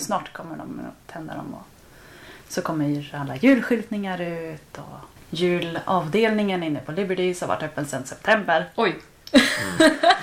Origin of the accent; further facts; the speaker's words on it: Kungshamn, Västra Götaland, Sweden; moved away as an adult; now in London, United Kingdom; kommer från en liten, liten by på västkusten i Sverige som heter Kungshamn. Bor numera i London